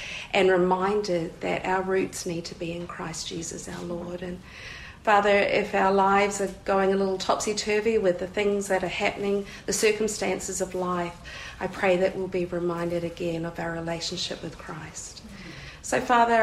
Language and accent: English; New Zealand; I'm from New Zealand